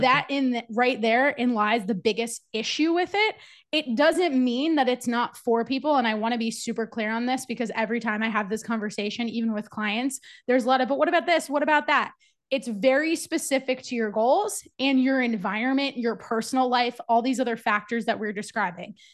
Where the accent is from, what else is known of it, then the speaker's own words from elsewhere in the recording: New Jersey, United States; moved away as an adult; also born or lived in Virginia / Charlotte, North Carolina; I'm originally from New Jersey